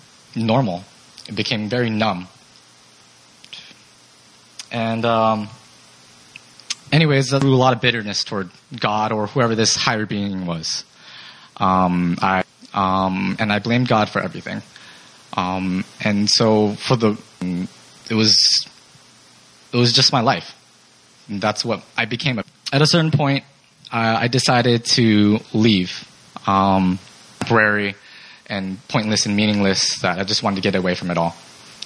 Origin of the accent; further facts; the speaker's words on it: Seattle, Washington, United States; moved away as an adult; I'm from Seattle